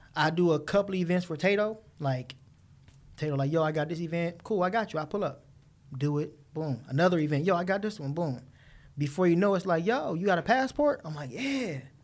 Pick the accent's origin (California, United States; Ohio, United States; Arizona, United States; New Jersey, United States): California, United States; Los Angeles; growing up in the inner city